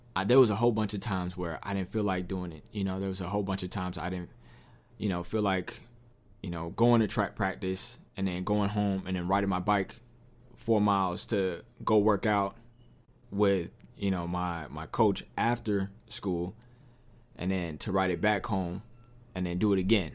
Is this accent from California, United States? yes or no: yes; Southern California, United States; I'm from Southern California